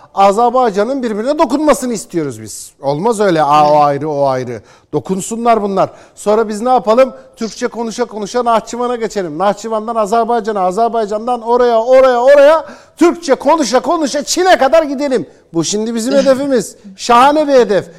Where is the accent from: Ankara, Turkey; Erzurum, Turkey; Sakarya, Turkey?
Erzurum, Turkey; Ben bir Türk olarak, Erzurumlu bir Türk olarak